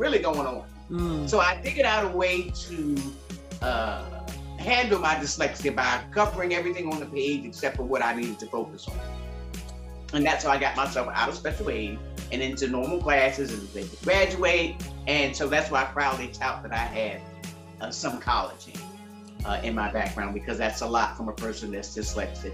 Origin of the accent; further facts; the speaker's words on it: Hope Mills, North Carolina, United States; moved away; also born or lived in Philadelphia, Pennsylvania / Okinawa, Japan; I'm from Philadelphia, born, and I can't just say born and raised because I spent a lot of my youth in a little small town called Hope Mills, North Carolina.